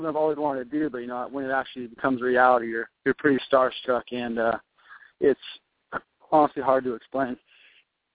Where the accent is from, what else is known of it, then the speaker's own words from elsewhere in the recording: San Jose, California, United States; play for my hometown team